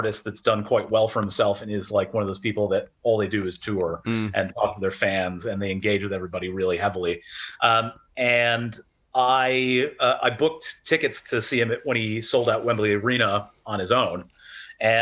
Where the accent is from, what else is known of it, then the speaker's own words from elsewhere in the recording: Syracuse, New York, United States; moved away as an adult; now in London, United Kingdom; New York, right, upstate, okay. So yeah. Syracuse area, almost Canada.